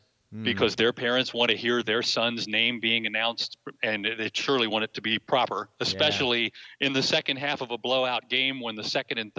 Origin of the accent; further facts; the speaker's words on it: Waynesville, Ohio, United States; I live in a little town in southwestern Ohio called Waynesville. I have lived on 5 streets in my life in the same zip code since before there were zip codes.